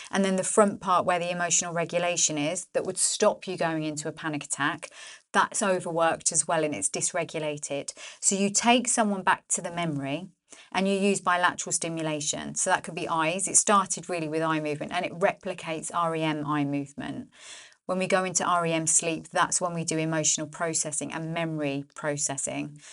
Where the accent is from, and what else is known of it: Northampton, East Midlands, United Kingdom; born or raised there